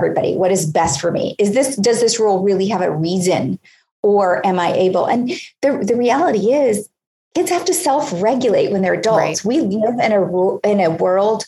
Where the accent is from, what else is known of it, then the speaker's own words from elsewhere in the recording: Hollywood, Florida, United States; I grew up in Hollywood, Florida.